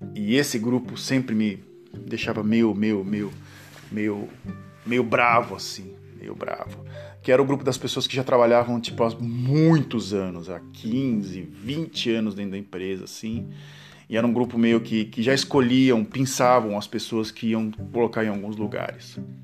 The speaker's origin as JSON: {"language": "Portuguese", "town": "Santos", "region": "São Paulo", "country": "Brazil", "tie": "born or raised there", "also_born_or_lived": "Ipiguá, Brazil", "said": "onde eu nasci, em Santos, do dia que eu nasci até os meus 16 anos de idade"}